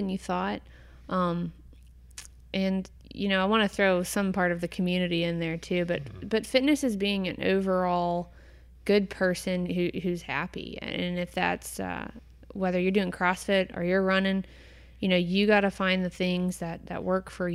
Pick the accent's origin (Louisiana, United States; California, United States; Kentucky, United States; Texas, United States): Kentucky, United States; Louisville; moved away as an adult; now in Cincinnati, United States; Born and raised in Louisville, Kentucky